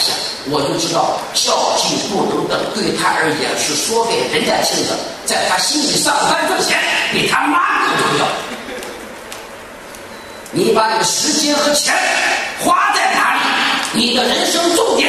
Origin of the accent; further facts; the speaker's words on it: Shandong, China; 这段话不是说他说张掖来很远，我从山东来的不远，不是路程问题。